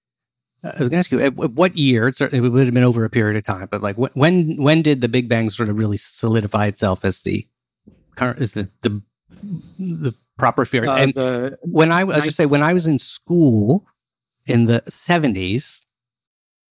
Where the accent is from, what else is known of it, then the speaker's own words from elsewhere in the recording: United States; I grew up also right outside Washington, D.C.